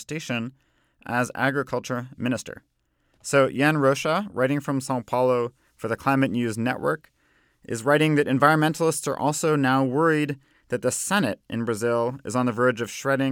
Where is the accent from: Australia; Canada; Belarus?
Canada; my home country, Canada